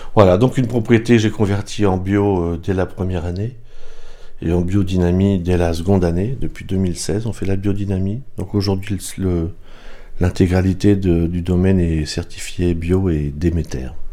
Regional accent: Pas-de-Calais, Hauts-de-France, France; moved away as an adult; now in Fleurie, France; moi je viens du Pas-de-Calais

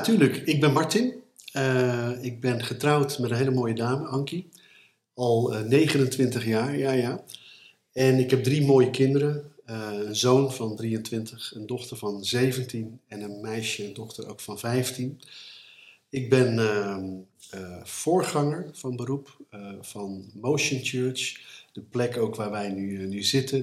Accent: Gouda, South Holland, Netherlands; ik ben opgegroeid in Gouden

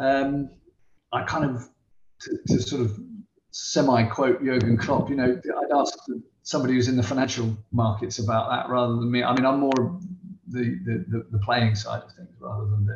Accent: Southampton, South East England, United Kingdom; I'm from Southampton.

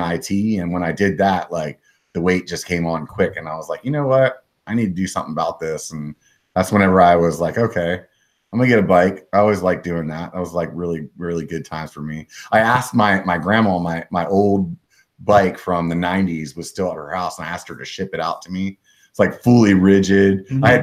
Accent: South Central Pennsylvania, United States; now in California, United States; I'm from South Central PA

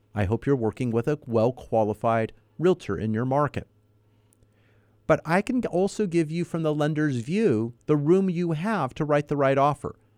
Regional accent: Los Angeles, California, United States; also born or lived in Northridge; I was a child growing up in North Hollywood, not too far from Silmar

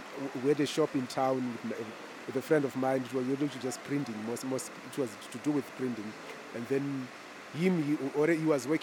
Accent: Zimbabwe; moved away as an adult; I'm from Zimbabwe, right?

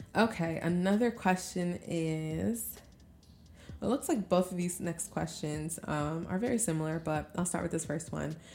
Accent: Albany, New York, United States; moved away as an adult; now in Brooklyn, United States; a home is in Albany, New York

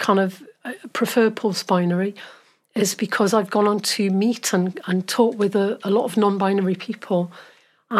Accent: Newcastle upon Tyne, North East England, United Kingdom; accent: Geordie; moved away as an adult; also born or lived in Oxford / Swansea; now in Wales, United Kingdom; I grew up in Newcastle. I'm a Geordie.

